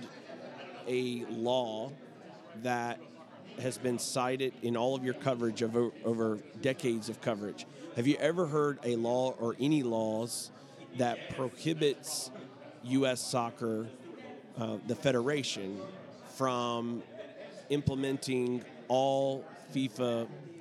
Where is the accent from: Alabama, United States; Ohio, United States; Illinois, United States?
Alabama, United States; I am from Alabama. I try my best not to sound like I'm from Alabama, but there you can never totally get rid